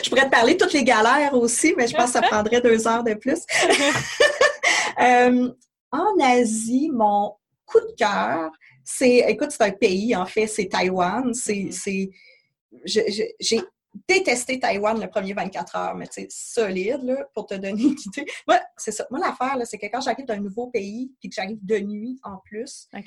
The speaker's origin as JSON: {"language": "French", "region": "Quebec", "country": "Canada", "said": "chez nous à Québec"}